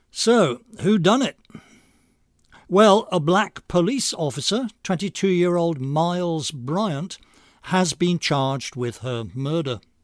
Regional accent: England, United Kingdom; moved away; I'm English by birth

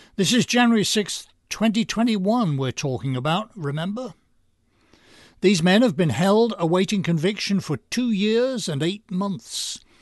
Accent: United States; As an American with a strong attachment to our constitution and our political traditions

